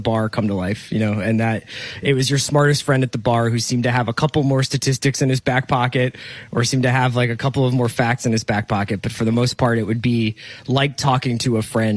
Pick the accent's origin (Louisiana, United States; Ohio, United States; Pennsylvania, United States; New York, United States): Pennsylvania, United States; Philadelphia; I'm from Philadelphia, so a lot of the Philadelphia sports teams raised me